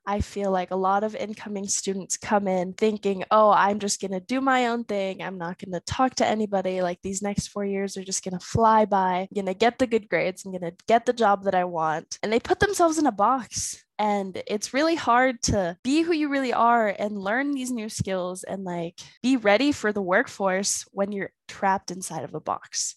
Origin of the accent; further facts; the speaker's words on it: Pleasant Grove, Utah, United States; I am from Pleasant Grove, Utah